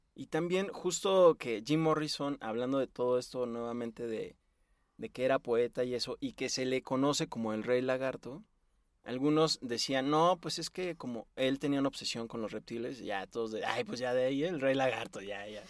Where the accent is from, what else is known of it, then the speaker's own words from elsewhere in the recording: Mexico; nuestro país, a México